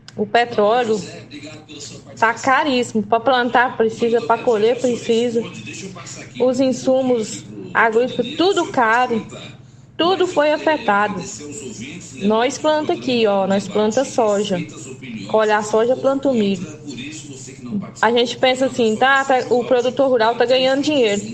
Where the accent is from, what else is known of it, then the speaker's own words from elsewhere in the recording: Brazil; sou apenas só mais uma brasileira